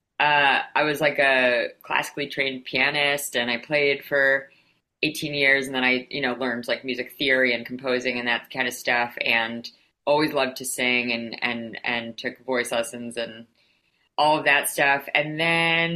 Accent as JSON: {"language": "English", "town": "New York City", "region": "New York", "country": "United States", "tie": "born or raised there", "said": "I grew up in New York City"}